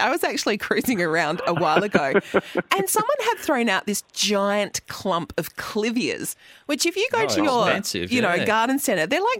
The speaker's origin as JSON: {"language": "English", "region": "South Australia", "country": "Australia", "said": "I'm South Australian"}